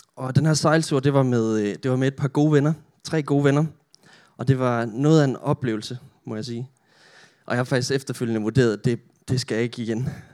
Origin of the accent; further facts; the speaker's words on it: Denmark; moved away as an adult; now in Roskilde, Denmark; Jeg er selv oprindelig jyde. Jeg kommer fra Olleren